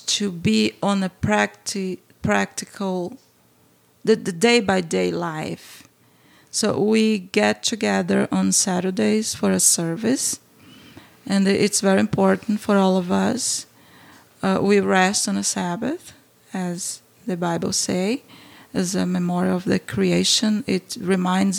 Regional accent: Brazil; English is a second language; moved away as an adult; now in St. Louis, United States; growing up in Brazil

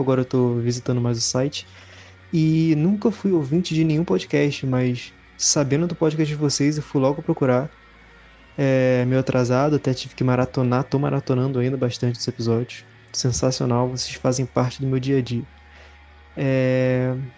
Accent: Rio de Janeiro, Brazil; Sou do Rio de Janeiro, tenho 22 anos

